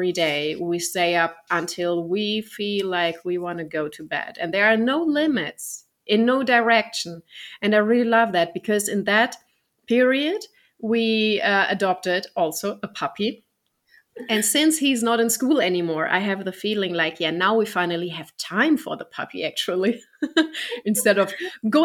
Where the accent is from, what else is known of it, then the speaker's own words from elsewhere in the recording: Germany; I'm from Germany